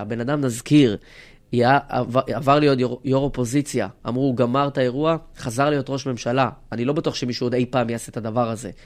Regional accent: Rehovot, Central District, Israel; וגדלתי ב- וגדלנו באותו עיר

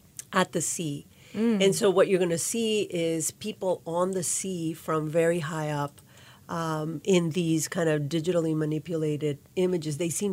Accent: Nicaragua; also born or lived in New Orleans, United States / Pittsburgh, United States; now in Kalamazoo, United States; I grew up in Nicaragua and also New Orleans, so hence the café au lait, café con leche.

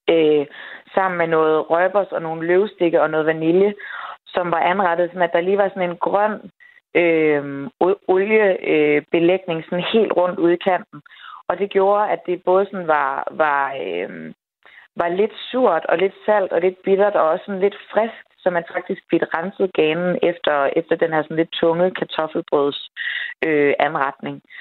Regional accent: Denmark; typisk som dansker

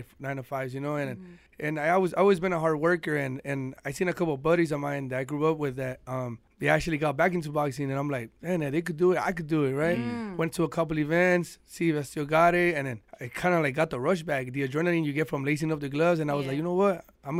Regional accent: Mexico; moved away; You know, my idol when I came from Mexico.

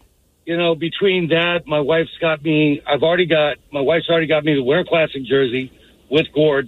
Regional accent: Chicago, Illinois, United States; now in Seattle area, United States; I was born and raised in Chicago

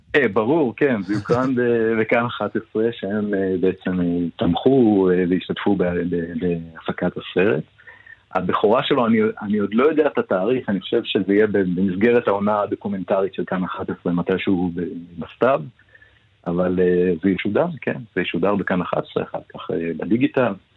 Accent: Ness Ziona, Central District, Israel; אני גדלתי לא בנס ציונה

